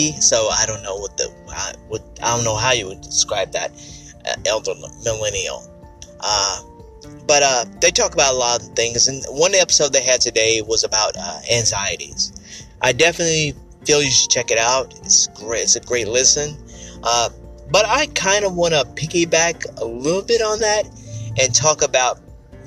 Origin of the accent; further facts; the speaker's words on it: Ardmore, Oklahoma, United States; I remember the days of walking around the neighborhood of Martin Luther King Boulevard in my hometown of Ardmore, Oklahoma.